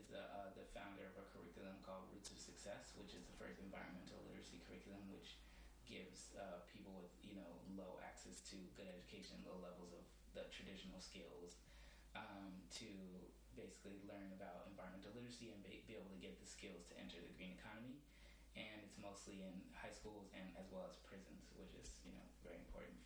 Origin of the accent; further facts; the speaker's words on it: Berkeley, California, United States; moved away as an adult; now in New York, United States; I was born in New York, but I moved to the Bay Area when I was like less than a year old. So I grew up in Berkeley, California